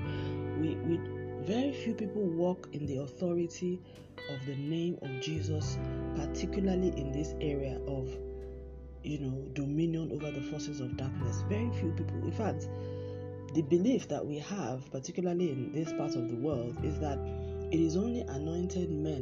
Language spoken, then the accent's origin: English; Nigeria; I'm speaking from the Nigerian example